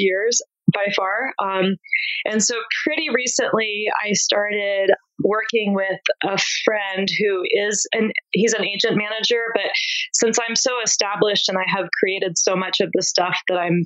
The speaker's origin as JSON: {"language": "English", "region": "East Coast", "country": "United States", "tie": "born or raised there", "said": "I grew up in the East Coast"}